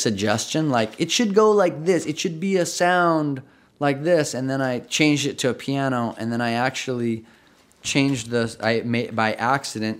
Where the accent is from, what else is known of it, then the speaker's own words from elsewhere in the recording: Socorro, New Mexico, United States; moved away; I grew up in Socorro, New Mexico, which is a pretty small town of, of like 10,000 people.